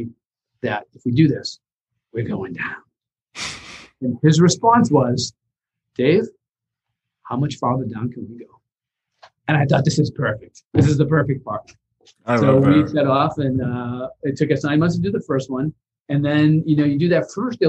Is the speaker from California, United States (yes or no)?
no; Boston, Massachusetts, United States; I come from a lower middle class family, blue collar family in Boston.